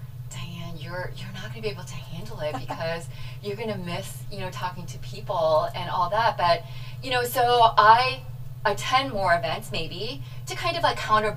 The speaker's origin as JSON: {"language": "English", "town": "Beloit", "region": "Wisconsin", "country": "United States", "tie": "born or raised there", "also_born_or_lived": "St. Louis, Missouri", "said": "the thought of moving up north to Wisconsin, like, I remember breaking down and crying."}